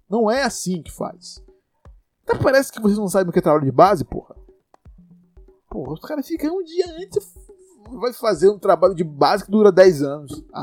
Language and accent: Portuguese; Salvador, Bahia, Brazil; E é isso, você que é de São Paulo, eu não sou de São Paulo, né? Eu sou de Salvador.